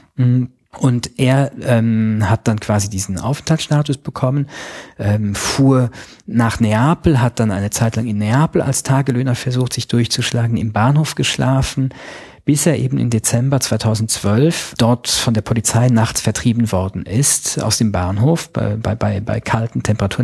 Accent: Luxembourg; Ich bin äh, Luxemburger Staatsbürger, bei uns gab es gestern ein Referendum

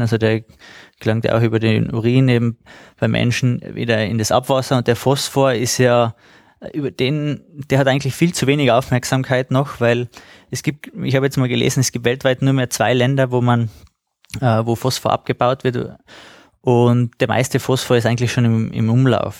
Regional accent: Austria; bei uns in Österreich

